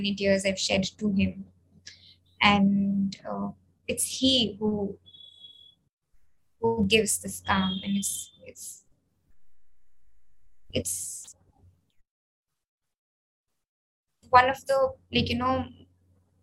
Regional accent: India; that sense of community within ourselves as Indian Muslims

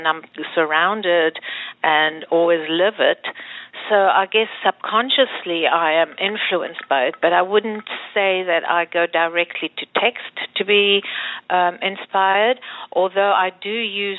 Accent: DR Congo; I was born in the Congo in a Jewish Sephardic family

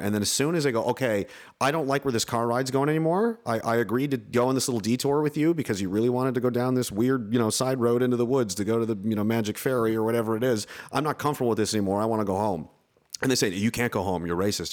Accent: Canada; I'm American in a Canadian body.

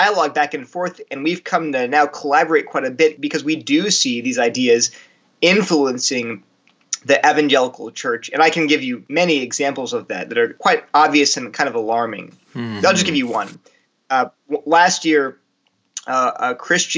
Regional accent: Delaware, United States; moved away as an adult; also born or lived in New Jersey / California; now in Durham, United States; I grew up in Delaware, wonderful parents, great family life

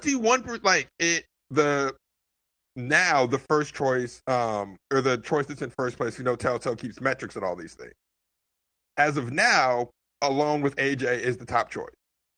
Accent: Florida, United States; I don't know, man. I'm from Florida.

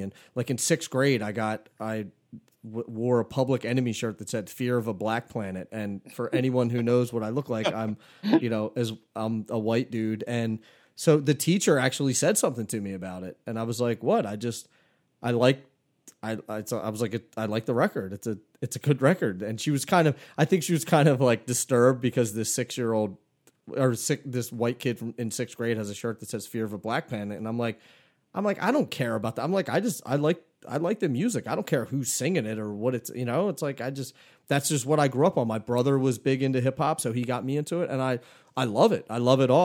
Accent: Philadelphia, Pennsylvania, United States; growing up in Philly

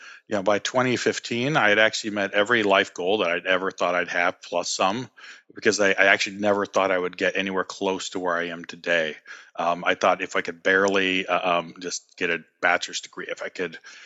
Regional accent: California, United States; moved away as an adult; I'm originally from California

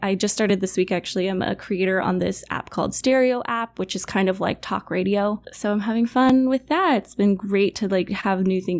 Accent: Colorado, United States; moved away as an adult; also born or lived in San Diego, California / Pittsburgh / Paris / Los Angeles; I'm kind of a bit from all over. I was born in San Diego, grew up in Colorado, went to school for musical theater in Pittsburgh at Point Park. And then I lived in Paris for a year

